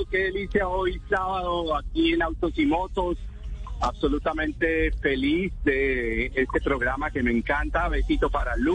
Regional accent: Colombia; como colombiano me duele

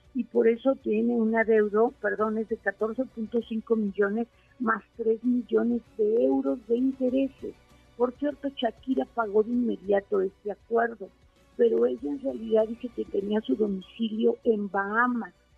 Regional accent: Mexico; nosotros como mexicanos

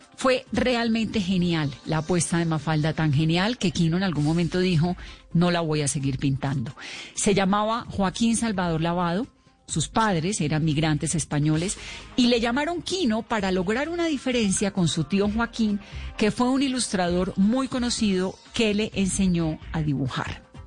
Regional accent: Colombia; aquí en Colombia

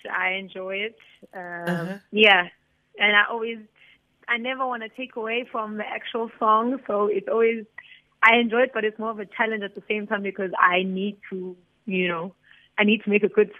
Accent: Tugela River area, KwaZulu-Natal, South Africa; moved away; I'm in Singa, but that river is the river that passes in my hometown.

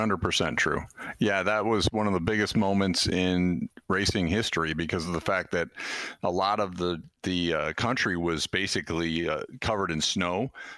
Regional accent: Toledo, Ohio, United States; now in Indianapolis, United States; where I grew up in Toledo, you know, we had Michigan International Speedway right up the road

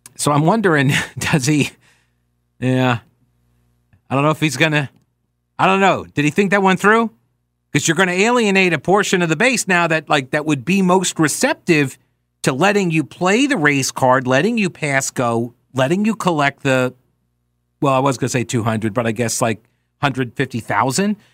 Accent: United States; I am an American

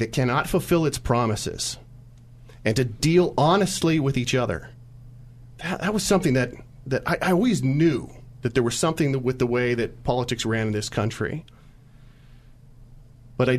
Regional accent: California, United States; also born or lived in San Francisco / Santa Clara; grew up in California, I was born in San Francisco

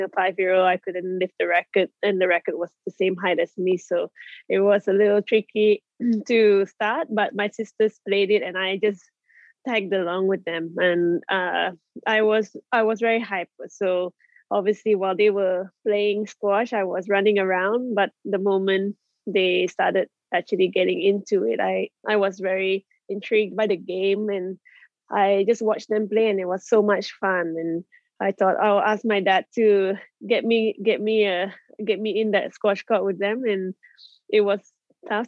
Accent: Malaysia; be brought up in Malaysia and to achieve what I've achieved as a Malaysian

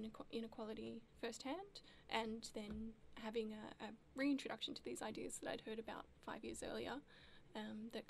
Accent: Melbourne, Victoria, Australia; also born or lived in Darwin; growing up in Melbourne, there is, some exposure to Aboriginal culture here

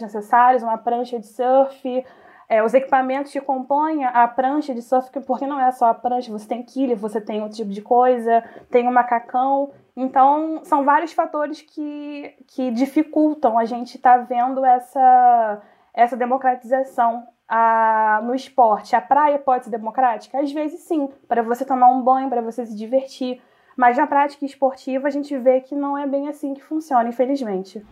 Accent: Região dos Lagos, Rio de Janeiro, Brazil; also born or lived in Rio Bonito / Saquarema; eu sou da região dos lagos, é, nasci em Rio Bonito e sempre em Saquarema

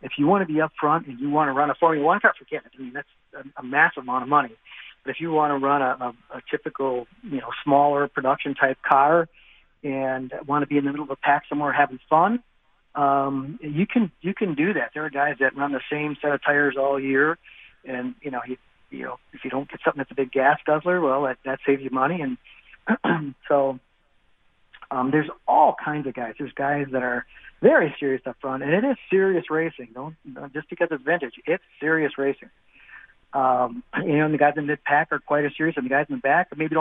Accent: Wisconsin, United States

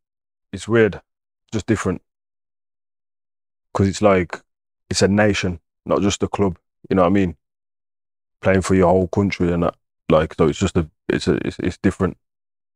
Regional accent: Wolverhampton, West Midlands, United Kingdom; I grew up in England, innit? Obviously, I'm from a strong Jamaican background. Everything I eat, yard food, the whole of Wolves is Jamaica

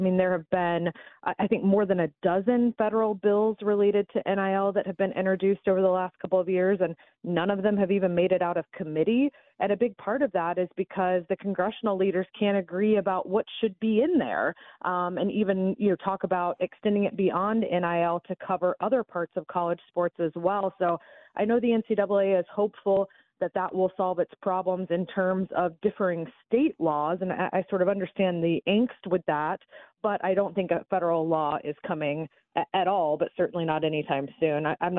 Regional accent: Atlanta, Georgia, United States; moved away; I don't live up there anymore, but I'm born and bred in Atlanta and always happy to come on up there.

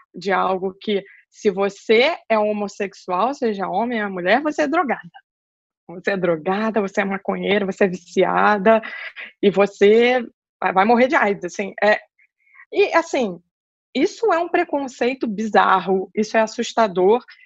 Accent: Rio de Janeiro, Brazil; moved away as an adult; now in São Paulo, Brazil; eu sou carioca, estou é, morando em São Paulo faz um ano.

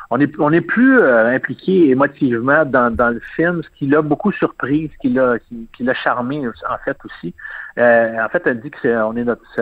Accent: Quebec, Canada; on est énormément de Québécois hein, dans ce film-là.

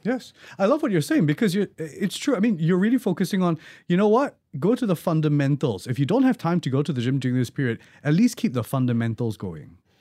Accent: Singapore; we're Singaporean

